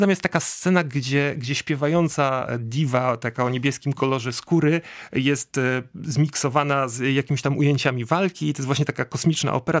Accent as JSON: {"language": "Polish", "town": "Łódź", "region": "Łódź Voivodeship", "country": "Poland", "said": "ja jestem z Łodzi um, i, i, i, u nas w Łodzi"}